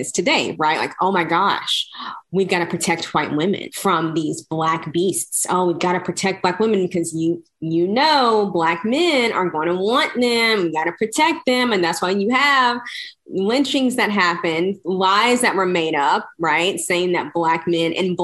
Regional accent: Brunswick County, North Carolina, United States; I'm from Brunswick County, North Carolina

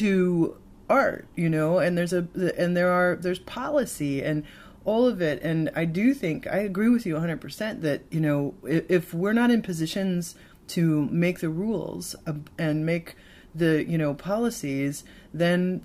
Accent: Chicago, Illinois, United States; also born or lived in Seattle; I grew up outside of Chicago.

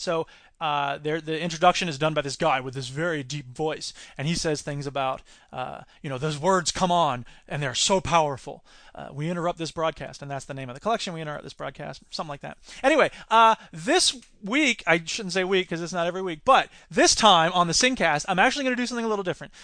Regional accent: Florida, United States; my home state

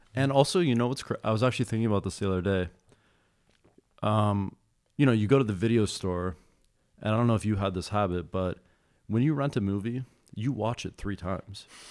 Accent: Madison, Wisconsin, United States; I grew up in Wisconsin

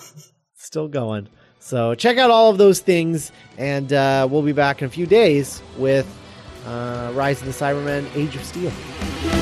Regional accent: United States; being Americans

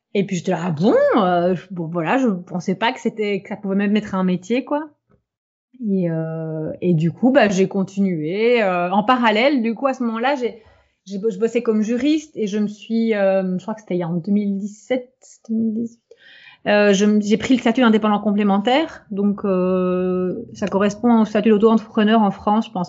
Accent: Belgium; je suis belge

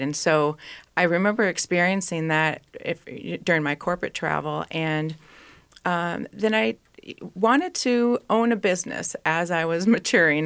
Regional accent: East Bethel, Minnesota, United States; I actually grew up in East Bethel, Minnesota, and went to Saint Francis High School

